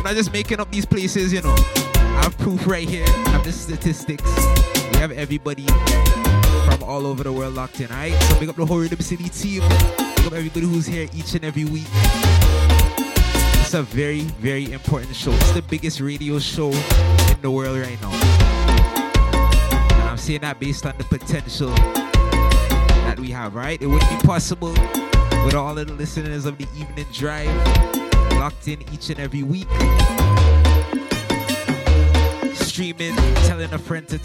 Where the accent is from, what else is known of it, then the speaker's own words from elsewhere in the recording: Toronto, Ontario, Canada; Toronto, Canada, my hometown